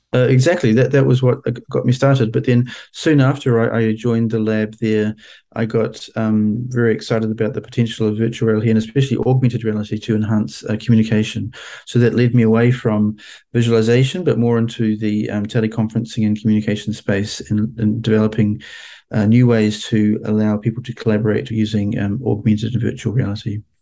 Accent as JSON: {"language": "English", "country": "New Zealand", "also_born_or_lived": "Washington, United States", "moved": "as an adult", "said": "my home country of New Zealand"}